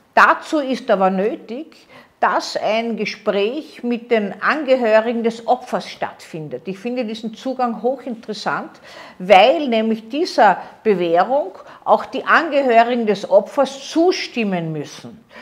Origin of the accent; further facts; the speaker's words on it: Austria; bei uns in Österreich